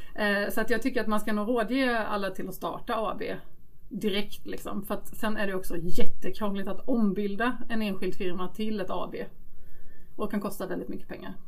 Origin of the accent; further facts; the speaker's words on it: Småland, Sweden; accent: Småländska; Småländsk som ni hör. Eh, jag växte upp i Småland i en trygg liten